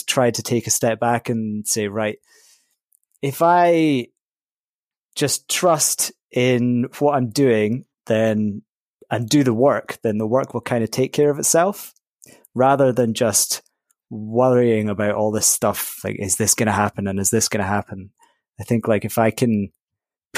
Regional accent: Scottish Highlands, near Inverness, Scotland, United Kingdom; now in Glasgow, United Kingdom; I am from the Scottish Highlands, just outside Inverness, from quite a small town. I currently live in Glasgow

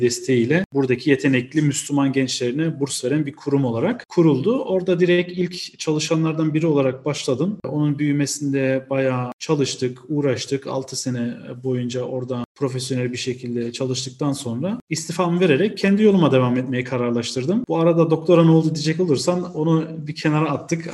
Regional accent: Cologne, North Rhine-Westphalia, Germany; accent: Aegean dialect; also born or lived in Münster / Osnabrück; 1987 Köln doğumluyum. Lise eğitimimi orada bitirdikten sonra

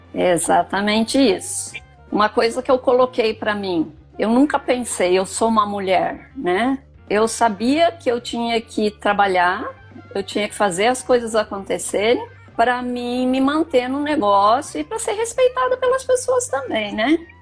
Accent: Rio Grande do Sul, Brazil; moved away as an adult; now in Rondonópolis, Brazil; Eu sou filha de agricultor, né? Eu vim do Rio Grande do Sul é, em 1979 me casei e vim para cá

